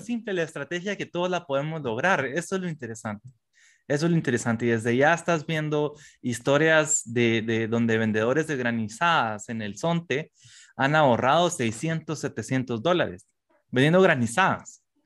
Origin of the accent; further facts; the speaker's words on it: Guatemala; como guatemaltecos específicamente, como centroamericanos